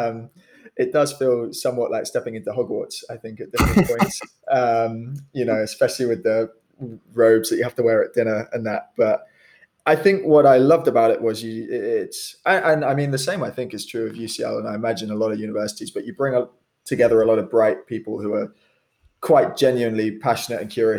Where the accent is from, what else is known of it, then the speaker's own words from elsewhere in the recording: Kent, South East England, United Kingdom; I grew up in Kent